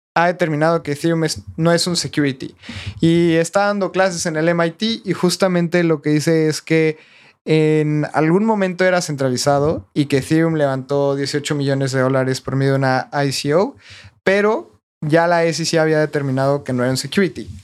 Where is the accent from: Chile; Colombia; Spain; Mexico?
Mexico; yo también todavía estoy un poco escéptico como mexicano